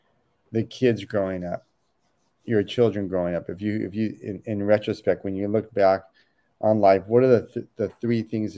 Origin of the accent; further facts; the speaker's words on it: Oakland, California, United States; And growing up in Oakland, I mean, there's certainly one of the things I love about Oakland is so multicultural.